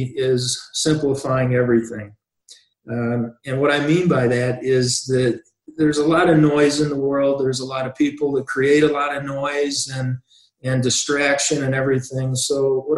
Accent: Wilmington, Illinois, United States; that little town that I grew up in Wilmington, Illinois

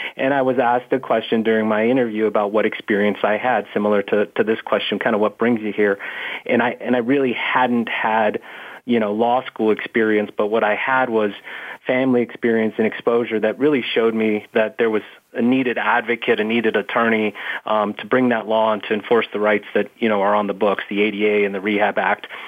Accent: Phoenix, Arizona, United States; I'm from Arizona, was raised in Phoenix

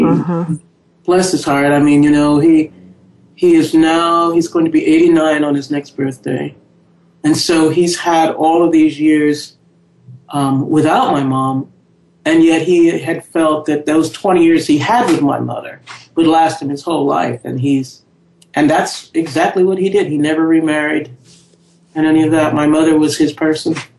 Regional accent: New York City, New York, United States; born or raised there

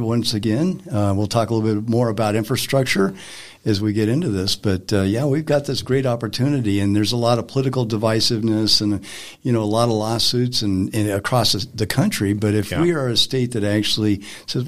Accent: Greeley, Colorado, United States; I come from Weld County, Greeley

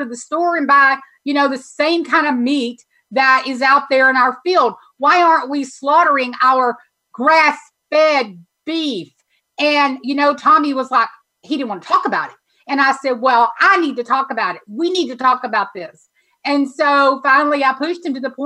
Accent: Texas, United States; being a Texan

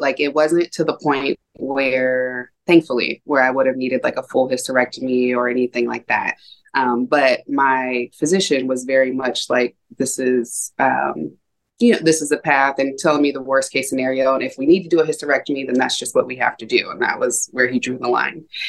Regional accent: Ohio, United States; also born or lived in San Diego, California / California; now in Washington, United States; I grew up mostly in Ohio. Um, was born in San Diego, California, and I've lived in California twice as an adult.

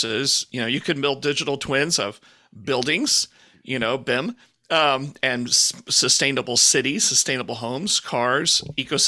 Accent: Houston, Texas, United States; I grew up in Houston

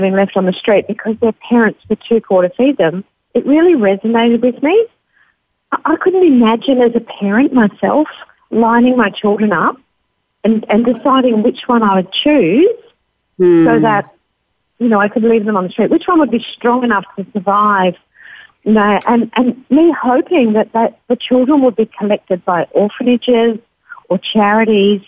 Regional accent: Australia; Being Australian

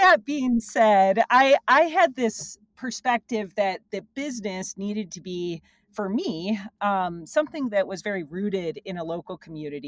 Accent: central Illinois, United States; now in Bozeman, United States; I grew up in central Illinois on a farm.

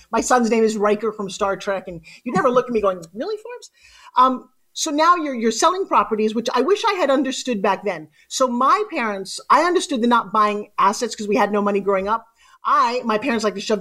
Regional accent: Ukraine; I'm Ukrainian

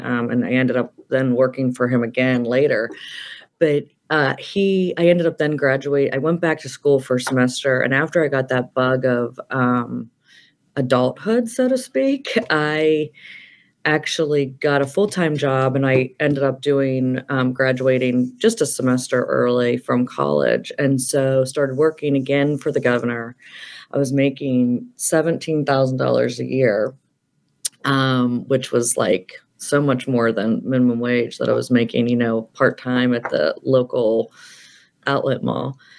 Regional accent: Pennsylvania, United States; So I'm actually from the Penn State area kind of originally

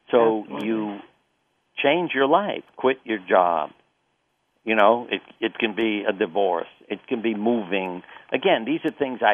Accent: New York, United States; I grew up in New York

